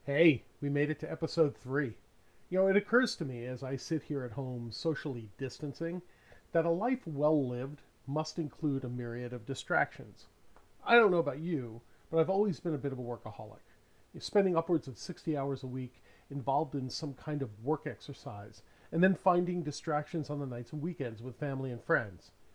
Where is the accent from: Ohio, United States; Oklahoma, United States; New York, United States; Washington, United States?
New York, United States; New York City; now in Los Angeles, United States; both my wife and I grew up in New York City